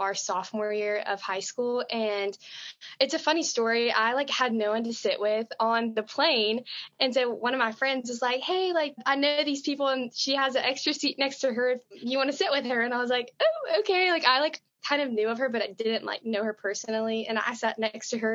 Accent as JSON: {"language": "English", "town": "Birmingham", "region": "Alabama", "country": "United States", "lives_now": "Tuscaloosa, United States", "said": "I'm from Birmingham, Alabama, also rising sophomore"}